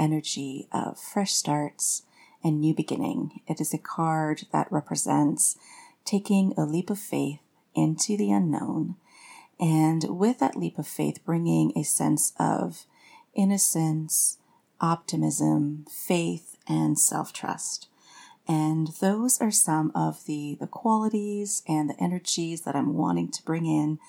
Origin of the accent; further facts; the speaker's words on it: Canada; now in Austin, United States; I'm French Canadian. And my work is as a yoga therapist, writer, and witch. And I live with my family in Austin, Texas